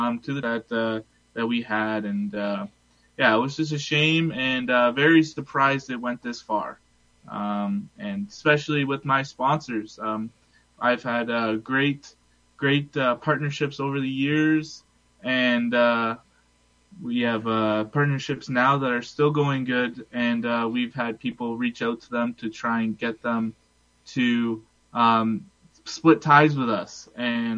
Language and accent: English; Port Colborne, Ontario, Canada; I'm from Port Colborne